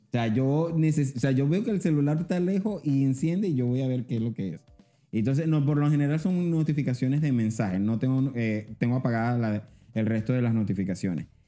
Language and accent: Spanish; Venezuela; now in Panama; Yo soy venezolano